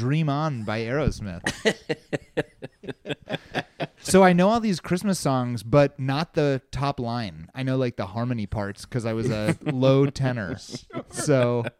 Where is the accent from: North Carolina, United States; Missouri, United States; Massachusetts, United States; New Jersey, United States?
Missouri, United States; Springfield; I grew up in the Ozarks, and so it was like there weren't the most Jews